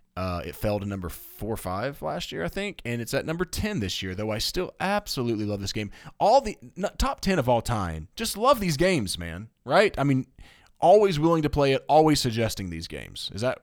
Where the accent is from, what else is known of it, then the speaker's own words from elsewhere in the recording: Tennessee, United States; And I'm dipping because I got some tobacco in my mouth, and I'm from Tennessee.